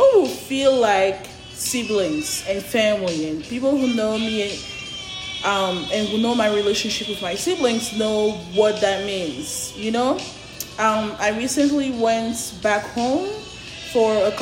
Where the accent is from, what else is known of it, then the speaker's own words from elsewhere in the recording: Côte d’Ivoire; moved away; I don't live in my home country. Born and raised in Ivory Coast, Cote d'Ivoire